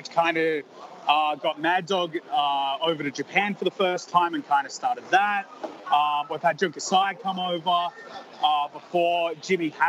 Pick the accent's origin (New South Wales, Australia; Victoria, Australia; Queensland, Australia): Victoria, Australia; Melbourne; I'm from Melbourne, Australia